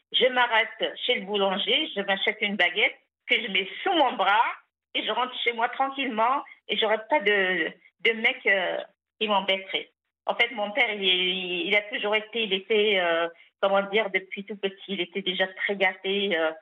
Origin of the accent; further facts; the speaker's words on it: Algeria; il a même construit ce pavillon où je suis née